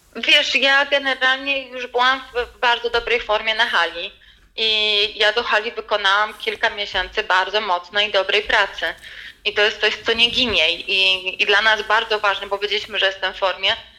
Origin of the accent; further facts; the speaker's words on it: Poland; ja jestem z Polski